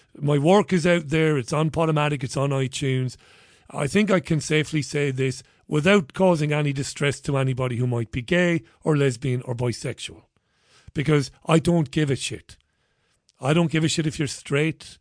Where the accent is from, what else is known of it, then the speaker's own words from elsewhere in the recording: Ireland; I'm Irish.